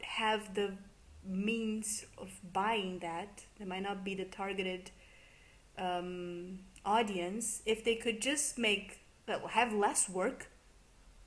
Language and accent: English; Brazil; I'm from Brazil